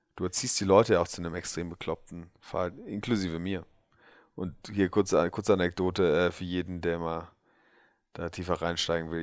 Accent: Berlin, Germany; wo ich, wo ich aufgewachsen bin, Wilmersdorf 10711 für alle Berliner Halensee

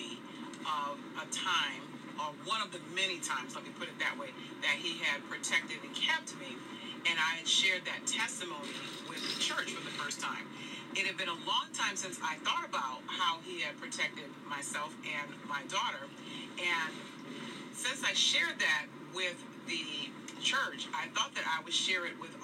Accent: Northeast, United States; I grew up in the Northeast

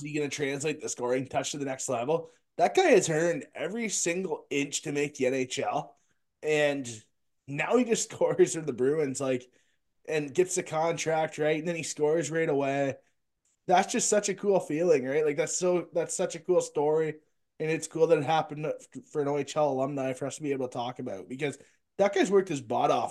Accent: Delhi, Ontario, Canada; I'm from the Delhi, Ontario

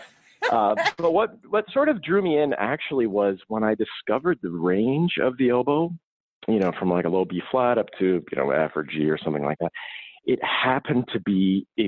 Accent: St. Paul, Minnesota, United States; I'm originally from St. Paul, Minnesota, and I grew up in a household that was full of people playing instruments

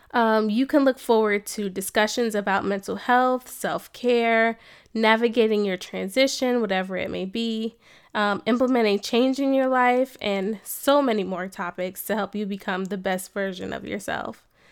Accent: New Jersey, United States; moved away as an adult; also born or lived in Cincinnati, Ohio / Atlanta, Georgia; now in Columbus, United States; I am originally from New Jersey, you know, born and raised Jersey girl.

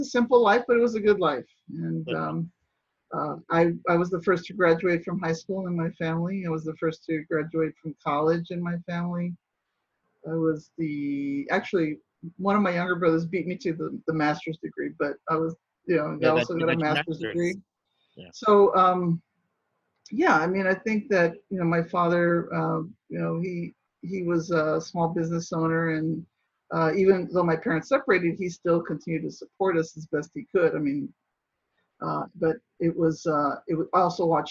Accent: San Antonio, Texas, United States; now in Washington, D.C., United States; I'm from San Antonio, Texas

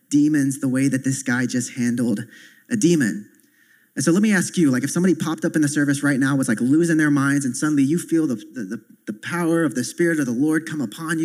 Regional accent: the South, United States; I come from the South where you have like five different denominations on the same block

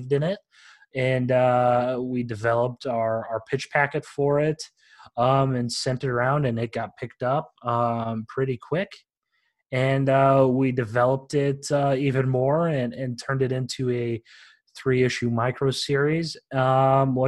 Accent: Iowa, United States; moved away; Born and raised in Iowa, moved around a couple of years

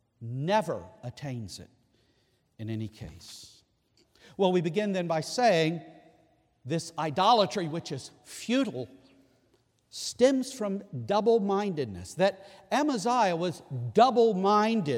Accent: Scotland, United Kingdom; I can appreciate that as a Scotsman.

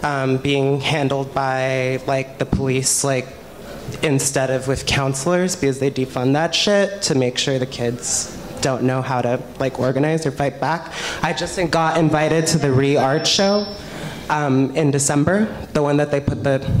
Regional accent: Los Angeles, California, United States; I'm from Boyle Heights.

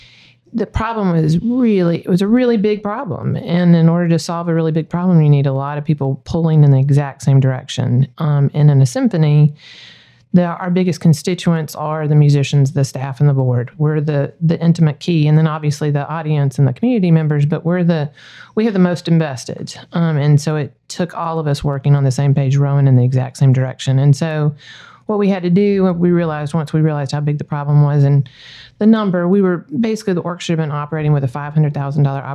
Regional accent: Greenville, South Carolina, United States; moved away as an adult; also born or lived in Miami / Pensacola; now in Little Rock, United States; Little Rock reminds me a lot of home. I'm from Greenville, South Carolina.

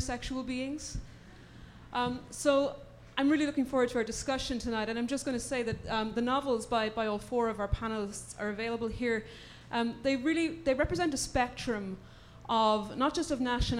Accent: Ireland; now in United States; I'm an Irish novelist based in the US

